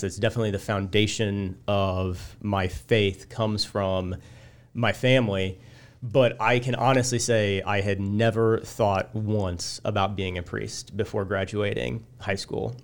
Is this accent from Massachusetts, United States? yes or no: no; Illiopolis, Illinois, United States; I grew up in Iliopolis